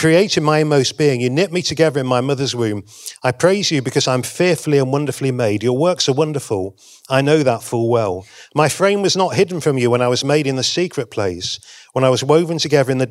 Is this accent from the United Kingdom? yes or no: yes; England, United Kingdom; I'm from England